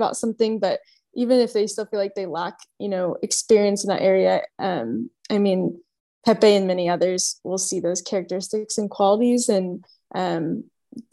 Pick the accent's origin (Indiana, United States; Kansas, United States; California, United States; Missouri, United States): Indiana, United States; moved away as an adult; now in Dallas, United States; I'm originally from Indiana, and I was born and raised there, and then decided to come to Texas for school. And so I've been in Dallas for about 3 years now